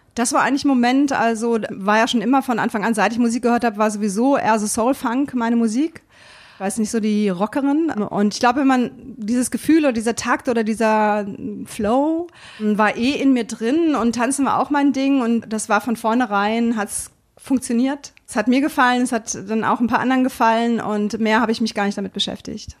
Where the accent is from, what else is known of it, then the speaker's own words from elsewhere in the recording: Berlin, Germany; now in Hannover, Germany; ich komme ja aus Berlin